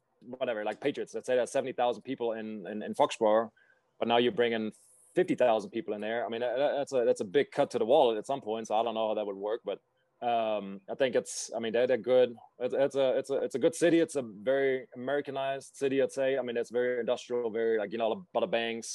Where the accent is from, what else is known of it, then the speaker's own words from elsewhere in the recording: Düsseldorf, North Rhine-Westphalia, Germany; moved away; Düsseldorf probably wouldn't agree right now, which is my hometown.